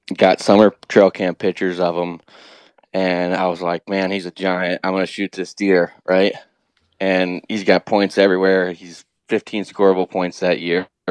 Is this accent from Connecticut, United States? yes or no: no; Ohio, United States; I grew up here in Ohio